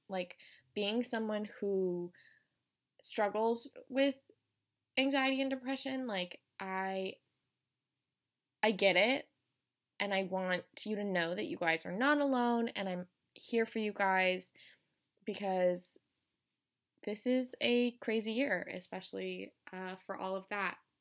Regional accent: Colorado, United States; moved away as an adult; I'm from Colorado

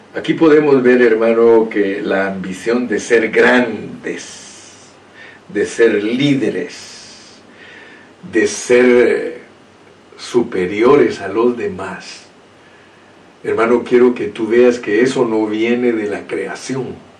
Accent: Guatemala; soy un chapín, así hablan los chapines, dicen hijuela

